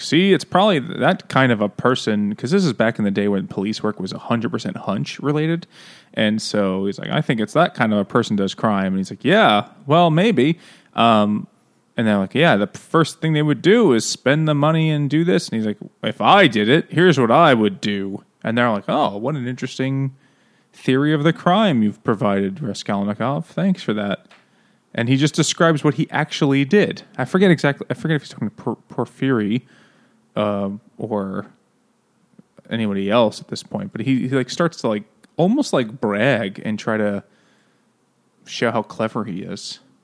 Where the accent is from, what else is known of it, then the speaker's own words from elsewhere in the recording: New York City, New York, United States; I'm from Queens.